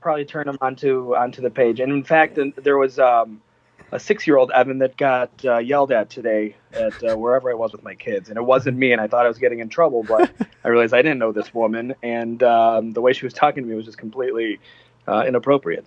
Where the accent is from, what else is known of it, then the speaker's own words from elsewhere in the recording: Cleveland, Ohio, United States; I'm actually from Cleveland